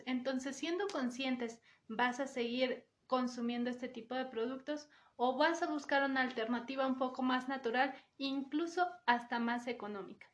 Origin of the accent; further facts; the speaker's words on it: Mexico; como mexicanos